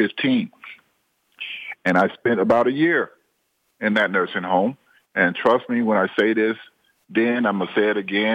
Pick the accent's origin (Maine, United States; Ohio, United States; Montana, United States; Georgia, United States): Georgia, United States; I'm originally from Watley, Georgia, right? And we was dirt poor